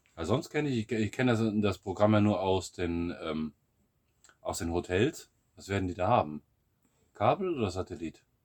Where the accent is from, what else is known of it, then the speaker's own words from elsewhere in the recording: Siegerland, North Rhine-Westphalia, Germany; moved away as an adult; now in Bulgaria; aus meiner Heimat, aus dem, aus dem Siegerland